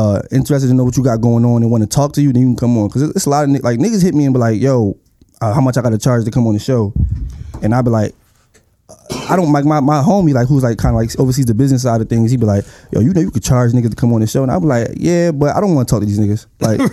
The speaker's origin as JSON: {"language": "English", "town": "Philadelphia", "region": "Pennsylvania", "country": "United States", "said": "I'm from South Philly"}